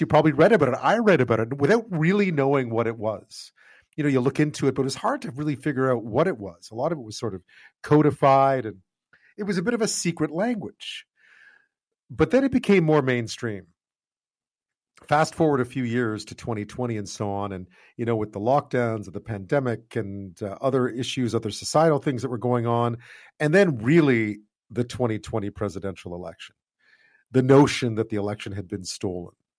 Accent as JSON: {"language": "English", "region": "Quebec", "country": "Canada", "tie": "born or raised there", "moved": "yes", "said": "I grew up in Quebec"}